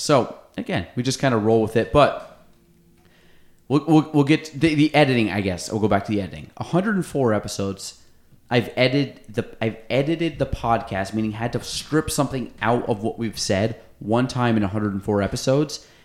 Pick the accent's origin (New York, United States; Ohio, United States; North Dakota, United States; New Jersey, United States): New York, United States; Chazy; we're kids from Chazy